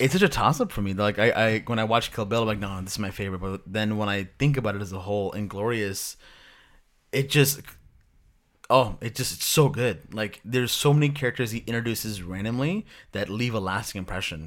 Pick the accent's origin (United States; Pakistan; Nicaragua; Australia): Pakistan; moved away; I'm from Pakistan originally